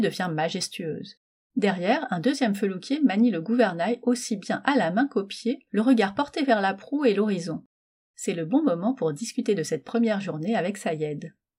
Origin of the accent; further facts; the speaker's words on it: Metz, Grand Est, France; je suis née à Metz